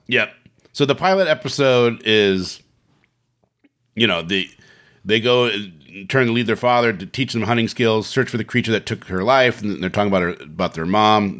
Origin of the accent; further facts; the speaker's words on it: Bremerton, Washington, United States; we grew up in Bremerton